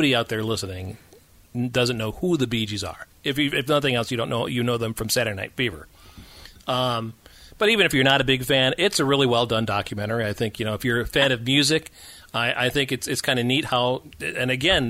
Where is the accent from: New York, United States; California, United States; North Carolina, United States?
New York, United States; Western; now in Michigan, United States; I grew up in Western New York